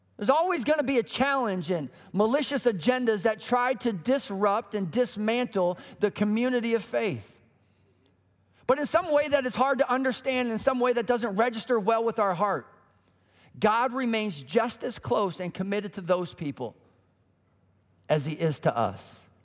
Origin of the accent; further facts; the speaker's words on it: Colorado, United States; moved away as an adult; also born or lived in Illinois; We grew up in Colorado